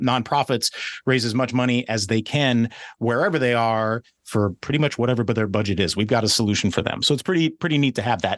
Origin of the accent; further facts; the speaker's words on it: West Coast, United States; I grew up on the West Coast